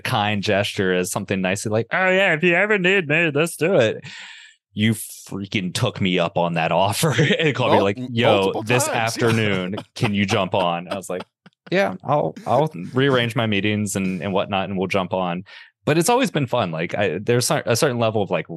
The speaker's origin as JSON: {"language": "English", "region": "Southeast Ohio", "country": "United States", "tie": "born or raised there", "said": "So I grew up in Southeast Ohio in a small town on the Ohio River, and my father was a coal miner"}